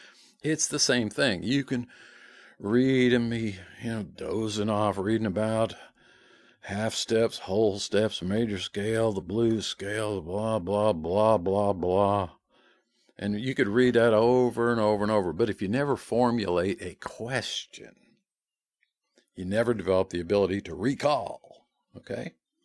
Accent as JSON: {"language": "English", "town": "Rex", "region": "Georgia", "country": "United States", "said": "I'm from Rex, Georgia."}